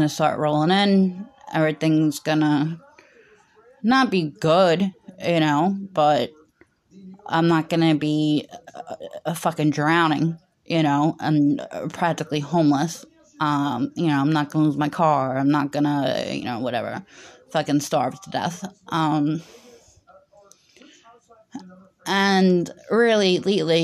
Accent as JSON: {"language": "English", "country": "United States", "said": "as an American, it's the religion I know the most about"}